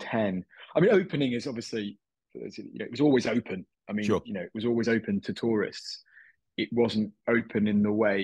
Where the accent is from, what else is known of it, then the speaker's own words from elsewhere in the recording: Manchester, North West England, United Kingdom; moved away as an adult; also born or lived in Myanmar; now in London, United Kingdom; I'm from Manchester originally. That's where I was born and raised until I was 19, 20 years old